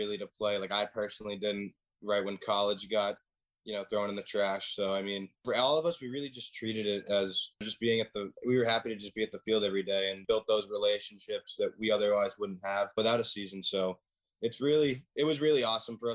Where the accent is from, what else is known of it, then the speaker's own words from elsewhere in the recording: Worcester, Massachusetts, United States; I'm from the Worcester area, 5 minutes away